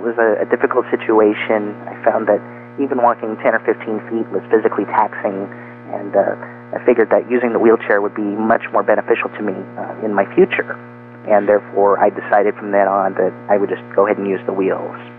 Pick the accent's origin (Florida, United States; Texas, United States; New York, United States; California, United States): California, United States; Bakersfield; also born or lived in Los Angeles, California; I was born in Los Angeles, and so when I was about five, uh, shortly you know before my parents divorced, a few years later, we moved to Bakersfield, California